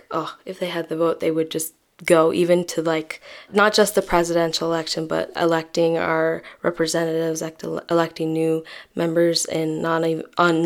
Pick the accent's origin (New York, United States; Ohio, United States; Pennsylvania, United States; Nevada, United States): New York, United States; New York City; I grew up in a pretty diverse community called Jackson Heights